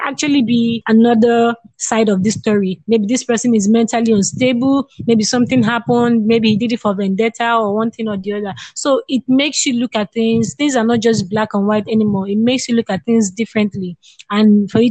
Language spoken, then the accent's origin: English; Nigeria; I'm a Nigerian